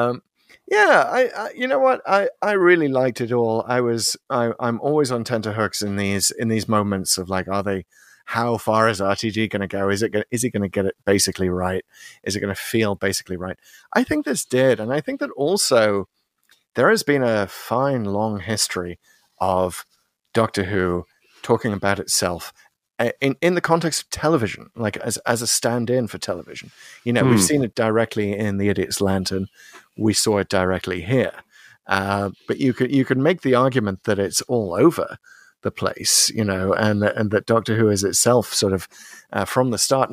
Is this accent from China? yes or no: no; United Kingdom; now in United States; coming to America as a Brit